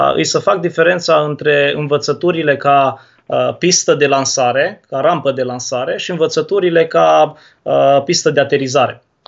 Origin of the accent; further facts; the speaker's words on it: Turda, Cluj County, Romania; now in Brăila, Romania; Eu sunt din Turda de loc